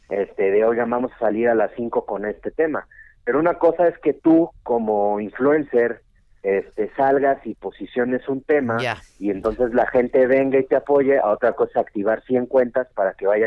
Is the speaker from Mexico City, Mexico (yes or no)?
yes; Mexico City, Mexico; Nací en Ciudad de México.